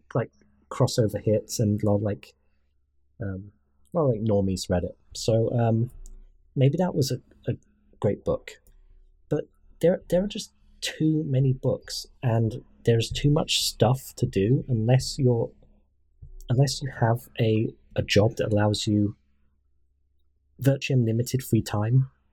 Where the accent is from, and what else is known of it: United Kingdom